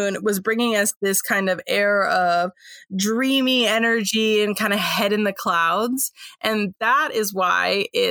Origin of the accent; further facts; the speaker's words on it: San Francisco, California, United States; I'm from San Francisco originally, but we are up by the Oregon border now